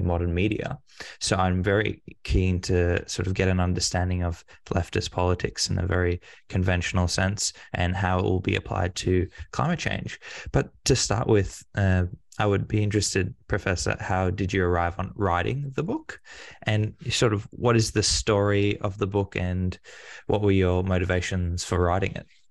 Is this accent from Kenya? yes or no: no; Australia; as an Australian